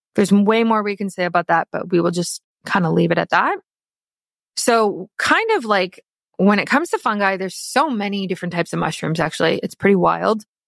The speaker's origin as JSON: {"language": "English", "country": "South Africa", "moved": "yes", "lives_now": "Canada", "said": "I am South African"}